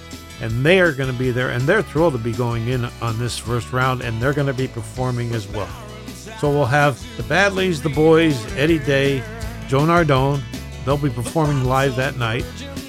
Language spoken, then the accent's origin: English; Plymouth, Pennsylvania, United States; Plymouth, my hometown.